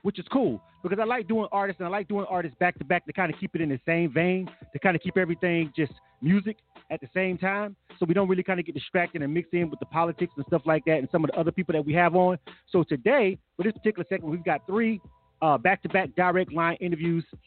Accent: Florida, United States; I'm from Florida

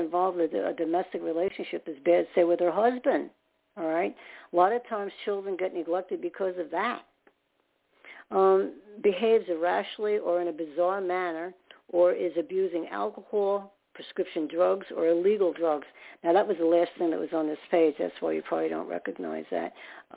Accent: New York City, New York, United States; I was more in Staten Island

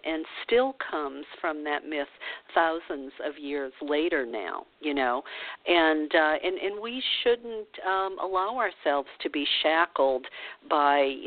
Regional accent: the South, United States; moved away; growing up in the South

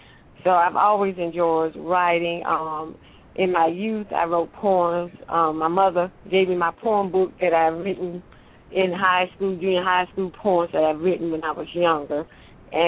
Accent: Eastover, United States; I grew up in a little country town called Eastover

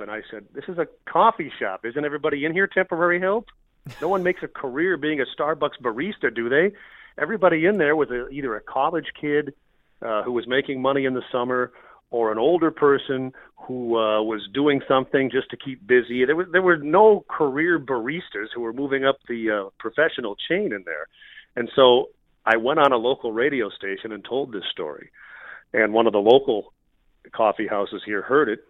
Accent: Minnesota, United States; moved away as an adult; also born or lived in Montana; I grew up in Minnesota, and I took my first job in Montana, which was about a thousand miles away

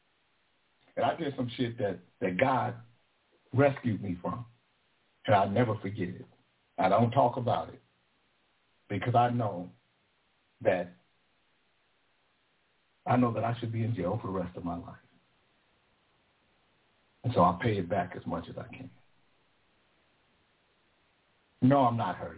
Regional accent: Sacramento, California, United States; also born or lived in Vallejo, California; I'm from Del Paso Heights. I'm from Country Club Crest, Simonton

